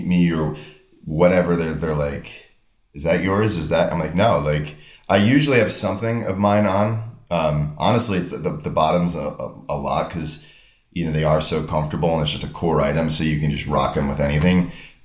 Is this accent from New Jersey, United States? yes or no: yes; Northern New Jersey, United States; I'm from Northern New Jersey.